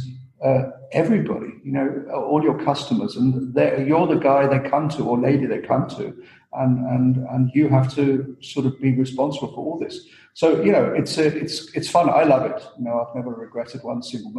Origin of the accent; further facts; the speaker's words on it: United Kingdom; moved away as an adult; also born or lived in Austria / Germany; And I'm not Austrian, I'm British, but luckily I spent some years in Austria and in Germany